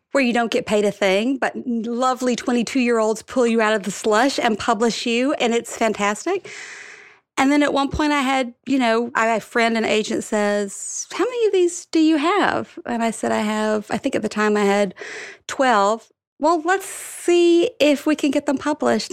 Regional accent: Alabama, United States; now in New York City, United States; I grew up in Alabama

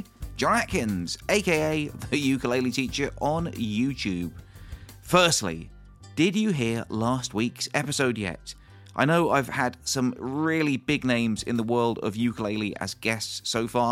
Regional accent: Bournemouth, South West England, United Kingdom; moved away; Bournemouth, my hometown

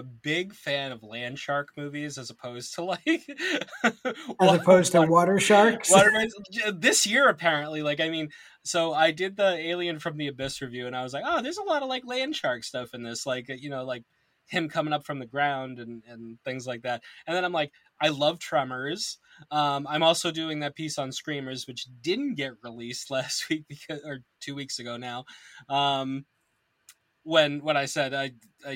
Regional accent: Massachusetts, United States; I am from Massachusetts

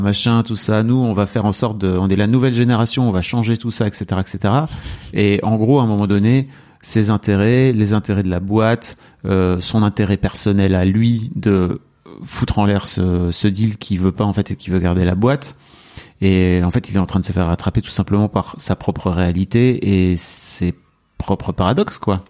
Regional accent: France; nous en tant que Français

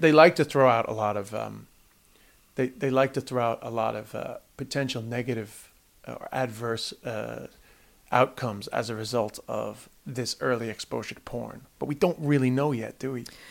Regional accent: United States; now in Ireland; I grew up in the States

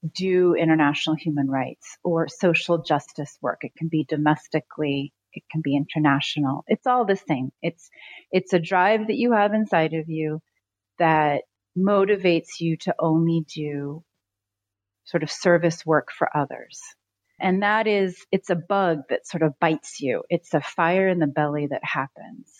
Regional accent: San Francisco Bay Area, California, United States; moved away as an adult; also born or lived in Haiti; I was raised in the San Francisco Bay Area by a really, really loving mother

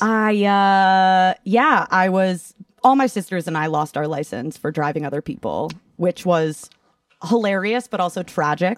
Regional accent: Massachusetts, United States; moved away; also born or lived in Ithaca, New York; growing up in Massachusetts as a whole

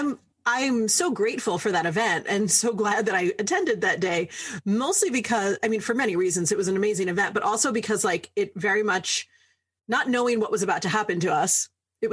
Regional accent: New York City, New York, United States; moved away; I'm from New York City originally.

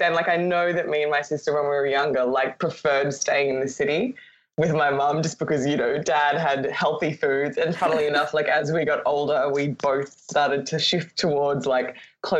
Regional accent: Brisbane, Queensland, Australia; born or raised there; now in Sydney, Australia

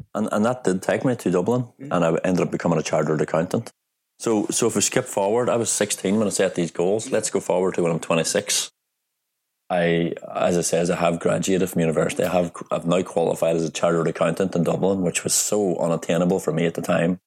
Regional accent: Strabane, Northern Ireland, United Kingdom; moved away as an adult; now in Stockholm, Sweden; my hometown is called Strabane, and it's in Northern Ireland

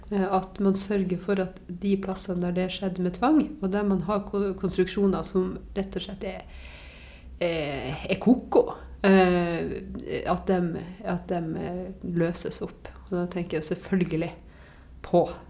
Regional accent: Varangerfjord, Finnmark, Norway; Varangerfjorden, som jo er den fjorden som er rett ned forbi min, eh, mitt, eh, mitt, hjem, eh, der jeg vokste opp.

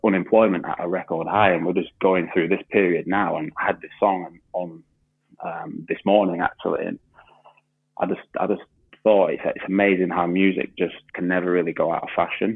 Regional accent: Huddersfield, Yorkshire and the Humber, United Kingdom; I grew up in Huddersfield

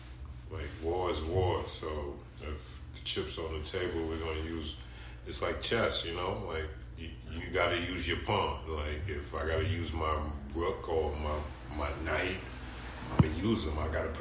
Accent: New York City, New York, United States; I'm from New York City.

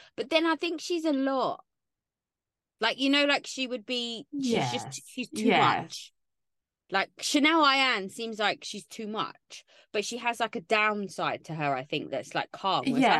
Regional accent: London, United Kingdom; I grew up in London.

